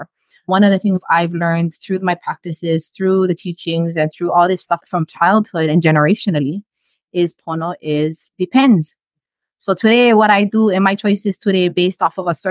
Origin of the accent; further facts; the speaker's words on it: Hawaii, United States; we were Chinese Hawaiian people